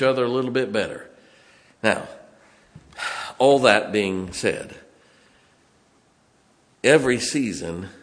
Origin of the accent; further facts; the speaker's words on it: Ohio, United States; moved away; also born or lived in Chicago; I grew up in Ohio. I grew up in the snow belt.